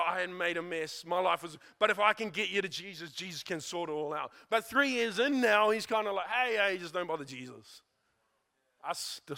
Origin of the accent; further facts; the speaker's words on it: New Zealand; Growing up in New Zealand